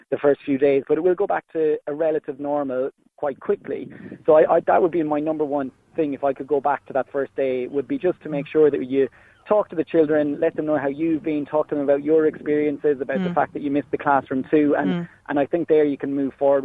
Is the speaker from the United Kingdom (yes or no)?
no; Ireland; now in Switzerland; as an Irishman abroad